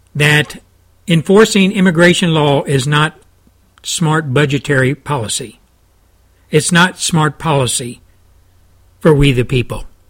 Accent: Texas, United States; my home state of Texas

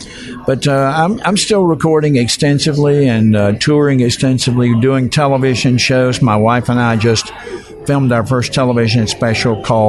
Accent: the South, United States; Is that Southern? I'm going, yeah, because I am from the South.

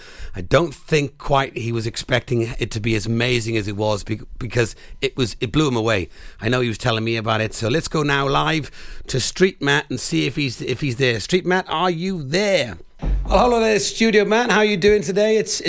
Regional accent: Wales, United Kingdom

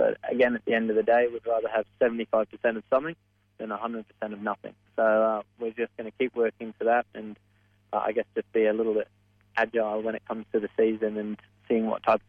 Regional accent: Australia; That's kind of a trademark of being Australian.

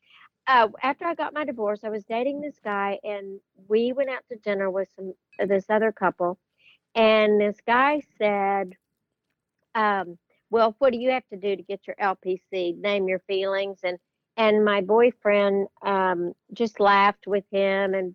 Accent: Brownfield, Texas, United States; I grew up in Brownfield, Texas, and it's a little town outside of Lubbock

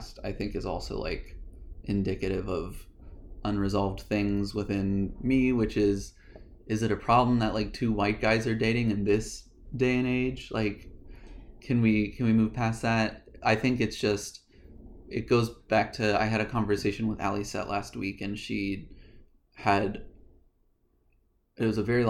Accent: Virginia, United States; grew up in Virginia. We grew up in like similar households, and similar beliefs and ideas.

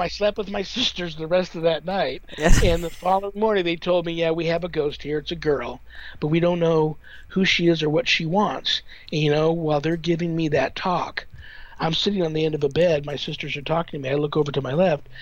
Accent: Southern California, United States; moved away as an adult; now in Las Vegas, United States; I grew up in Southern California, uh, near like a canyon

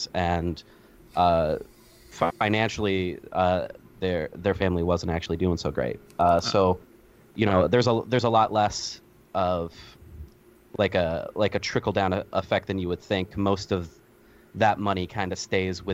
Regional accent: Las Vegas, Nevada, United States; I grew up in Las Vegas

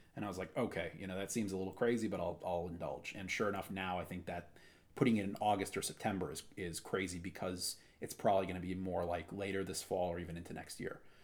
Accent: Wisconsin, United States; moved away; I'm from Wisconsin originally

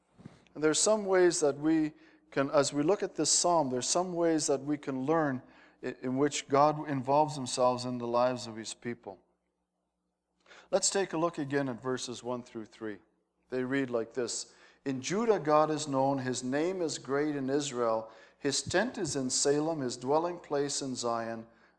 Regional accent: Netherlands; I wound up as a Dutch kid. My name doesn't make sense in Holland.

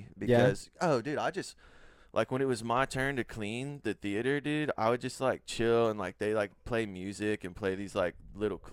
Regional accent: Colorado, United States; moved away; also born or lived in San Antonio, Texas; I grew up in Colorado, and I was doing like Safeway and like King Soopers

